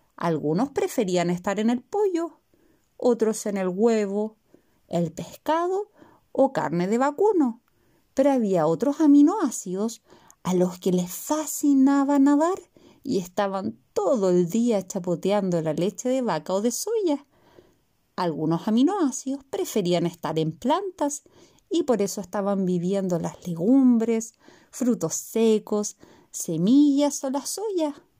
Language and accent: Spanish; Chile; de Chile